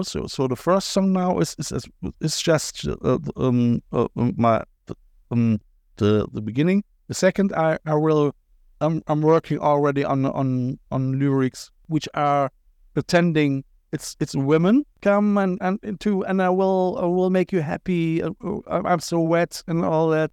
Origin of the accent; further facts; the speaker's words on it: Cologne, North Rhine-Westphalia, Germany; accent: Kölsch, Cologne accent; first language German; English is a second language; moved away as an adult; now in Ireland; I'm from Cologne